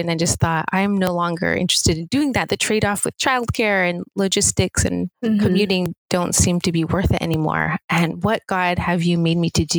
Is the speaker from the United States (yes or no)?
yes; Seattle, Washington, United States; moved away as an adult; also born or lived in Los Angeles, United States / Pasadena, United States; was born and raised in Seattle